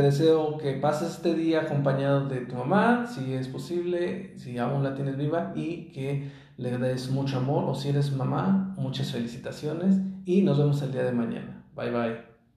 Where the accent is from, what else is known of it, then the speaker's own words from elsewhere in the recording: Mexico; moved away as an adult; he vivido lejos de mi ciudad natal